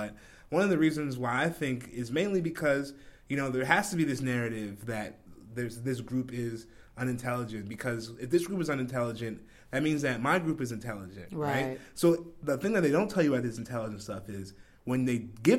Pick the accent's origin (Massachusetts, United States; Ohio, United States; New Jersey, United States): New Jersey, United States; Where I grew up in South Jersey.